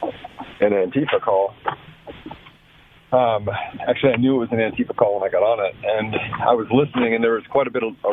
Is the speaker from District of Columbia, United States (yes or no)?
yes; Washington, District of Columbia, United States; now in Denver, United States; I grew up in Washington, D.C.